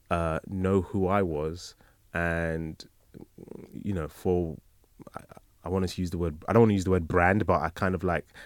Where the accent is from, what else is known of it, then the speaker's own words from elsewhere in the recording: Nigeria; If I didn't know he was Nigerian, there must be people that don't know I'm Nigerian.